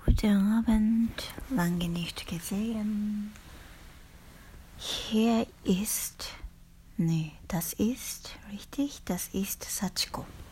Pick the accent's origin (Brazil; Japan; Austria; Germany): Japan; German is a second language; ich bin in Japan zurückgekommen am Anfang vom März